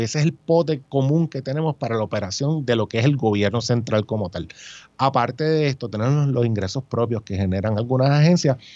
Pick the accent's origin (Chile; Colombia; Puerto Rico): Puerto Rico; also born or lived in New York / Washington, D.C.; nacido y criado en Puerto Rico